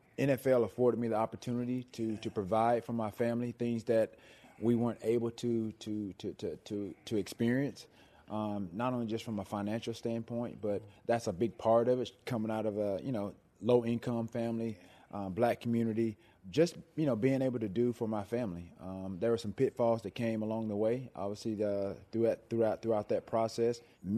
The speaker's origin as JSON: {"language": "English", "region": "the South", "country": "United States", "tie": "born or raised there", "said": "growing up in the South, went to church every Sunday throughout the course of the week."}